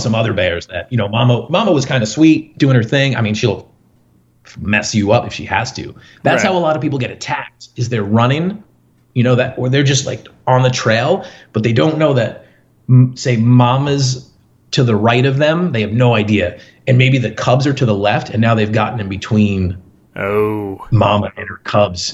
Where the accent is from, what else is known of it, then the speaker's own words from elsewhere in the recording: Long Island, New York, United States; moved away as an adult; now in Alaska, United States; I'm a New Yorker at heart, grew up on Long Island